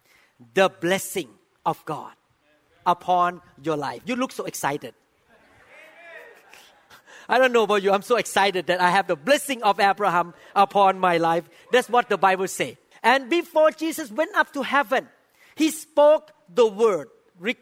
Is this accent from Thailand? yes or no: yes; Thailand; even a person who was born in Thailand like me, by background, I'm from Thailand.